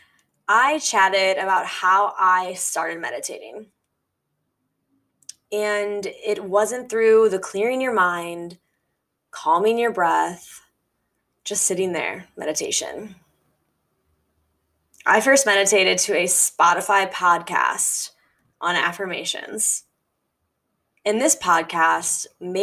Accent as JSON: {"language": "English", "region": "Midwest", "country": "United States", "tie": "born or raised there", "said": "growing up in the Midwest"}